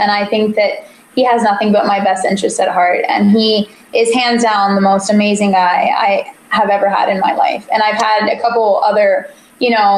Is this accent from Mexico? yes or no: yes; Mexico; I grew up in Mexico